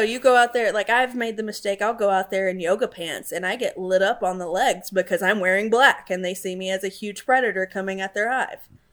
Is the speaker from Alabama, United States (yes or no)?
yes; Alabama, United States; now in Florida, United States; So I grew up in Alabama